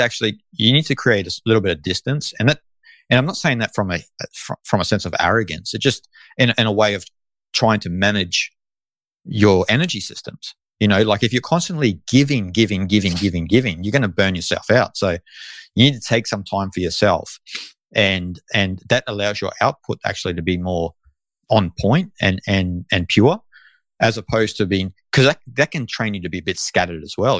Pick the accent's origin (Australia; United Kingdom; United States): Australia; I am Australian